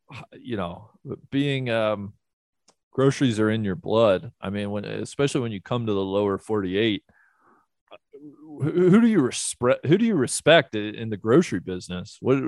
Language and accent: English; Ohio, United States; moved away; growing up in Ohio